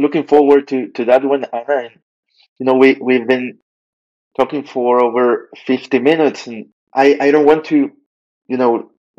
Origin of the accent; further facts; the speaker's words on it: Venezuela; moved away; I remember growing up in Venezuela every year